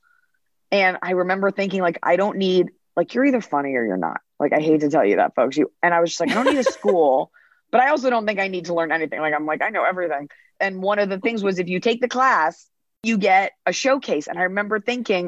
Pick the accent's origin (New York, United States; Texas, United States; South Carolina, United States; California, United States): Texas, United States; Dallas; I grew up in Dallas, Texas